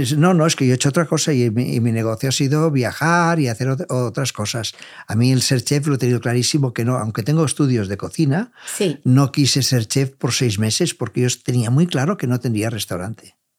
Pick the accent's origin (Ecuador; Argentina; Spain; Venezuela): Spain; Catalonia; como catalanes y como vendedores